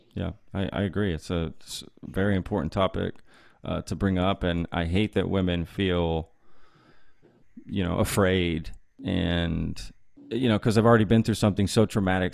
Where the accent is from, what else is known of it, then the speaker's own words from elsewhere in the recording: Texas, United States; growing up in Texas is maybe what made me who I am today